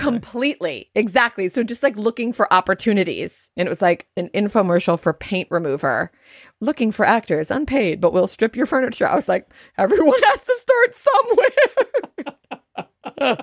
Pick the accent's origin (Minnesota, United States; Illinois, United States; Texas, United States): Illinois, United States; Highland Park; we are speaking to you from my hometown of Highland Park, Illinois